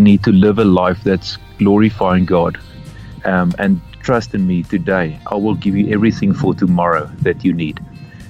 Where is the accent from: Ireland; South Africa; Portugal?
South Africa; Free State; I grew up in the Free State in South Africa